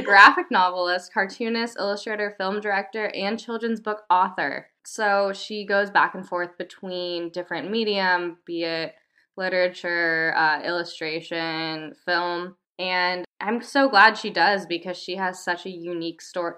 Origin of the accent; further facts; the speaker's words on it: United States; I am American